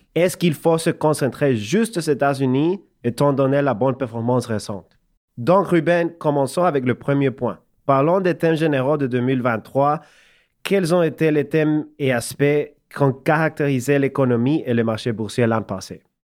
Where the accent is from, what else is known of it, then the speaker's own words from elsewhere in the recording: El Salvador; French is a second language; moved away as an adult; also born or lived in Montreal, Canada; now in Canada; j'ai grandi au Salvador, dans l'Amérique centrale, comme tu sais. Je déménageais au Canada quand j'avais 19 ans.